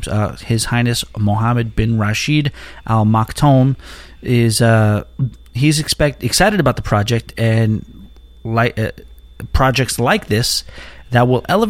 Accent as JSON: {"language": "English", "country": "United States", "said": "I'm an American"}